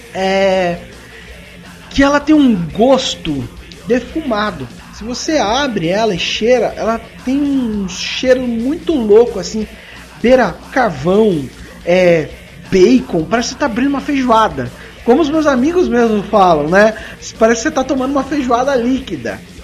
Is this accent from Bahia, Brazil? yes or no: no; Sorocaba, São Paulo, Brazil; accent: sorocabana; minha pronúncia sorocabana